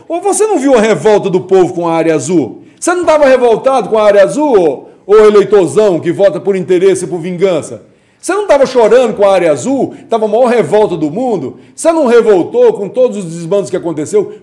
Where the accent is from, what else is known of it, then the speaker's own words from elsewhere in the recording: Northeast Region, Brazil; moved away; also born or lived in Itaguaí; eu sou nordestino